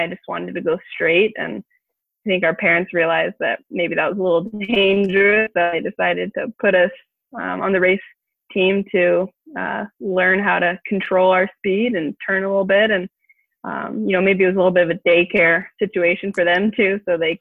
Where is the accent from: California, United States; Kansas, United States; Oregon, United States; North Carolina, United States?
Oregon, United States; Portland; I'm from Portland, Oregon, born and raised. Loved growing up in the Northwest.